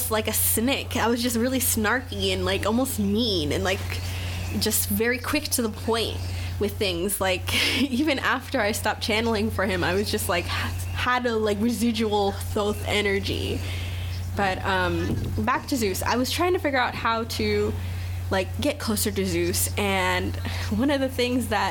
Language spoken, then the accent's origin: English; Pawleys Island, South Carolina, United States; now in North Carolina, United States; I'm from like Pawleys Island, South Carolina. That's where I was raised, not born.